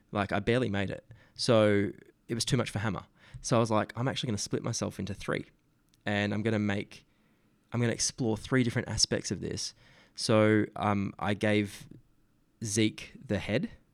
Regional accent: Geraldton, Western Australia, Australia; Geralton's my hometown.

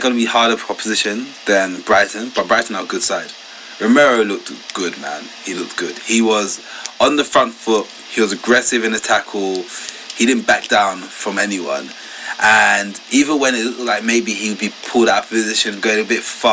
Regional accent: Ghana; I'm from Ghana, so a West African country

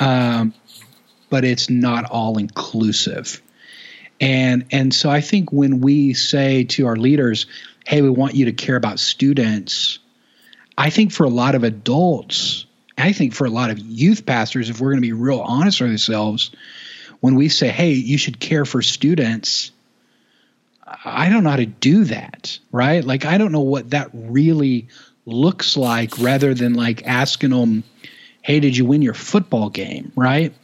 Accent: Duncan, Oklahoma, United States; born and raised in Oklahoma, um, a little town, Duncan, Oklahoma

